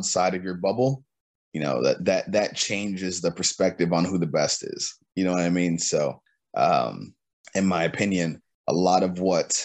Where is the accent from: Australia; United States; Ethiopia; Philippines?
United States; Cleveland, Ohio; I'm from Cleveland, Ohio, man, so the weather is nothing new to me